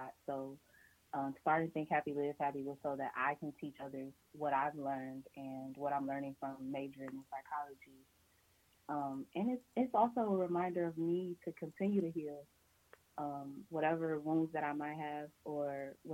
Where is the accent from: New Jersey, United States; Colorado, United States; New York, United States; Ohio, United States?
Ohio, United States; Cleveland; I'm from Cleveland, Ohio